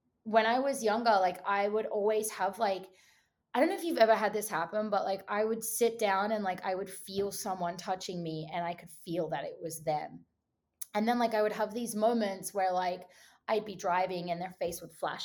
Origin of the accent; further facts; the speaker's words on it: Australia; moved away as an adult; now in Los Angeles, United States; I'm Australian.